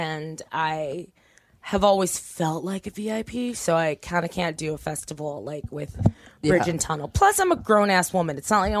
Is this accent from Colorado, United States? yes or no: no; Torrance, California, United States; I'm from Torrance.